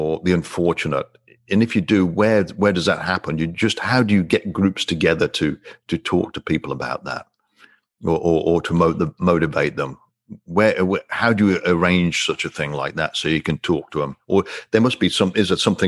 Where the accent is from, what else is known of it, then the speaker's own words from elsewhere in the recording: England, United Kingdom; growing up in England, it was mandatory for me to learn French